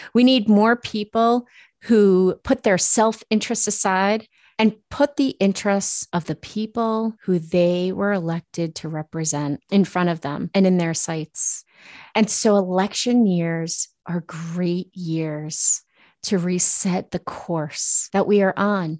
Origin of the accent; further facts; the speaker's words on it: Massachusetts, United States; I'm from Massachusetts